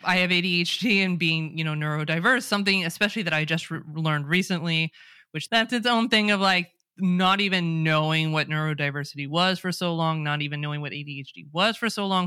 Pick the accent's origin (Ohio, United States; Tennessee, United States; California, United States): California, United States; accent: Californian; first language English; I speak with an American accent, a Californian accent